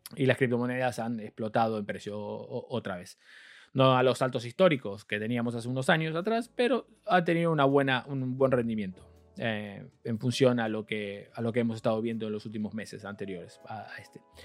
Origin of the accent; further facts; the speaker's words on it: Argentina; soy argentino